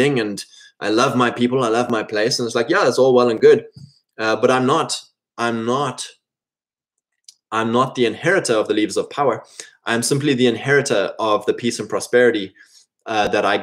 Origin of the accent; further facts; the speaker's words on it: South Africa; we're all paper South Africans, but none of us are South Africans. I'm Anglo